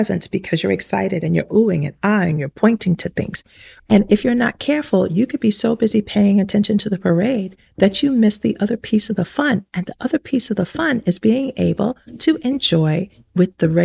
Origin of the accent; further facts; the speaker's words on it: New York City, New York, United States; I grew up in New York City